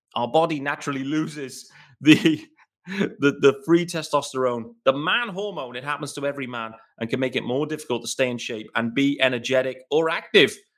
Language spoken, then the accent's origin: English; United Kingdom; As a British fan